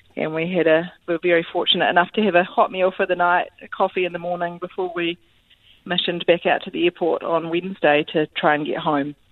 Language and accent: English; Christchurch, Canterbury, New Zealand; I'm actually from Christchurch